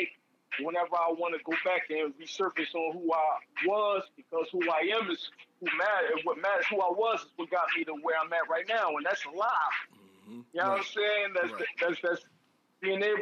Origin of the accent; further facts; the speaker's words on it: Philadelphia, Pennsylvania, United States; I'm from Philadelphia, North Philadelphia, Central Thompson. That's my birthplace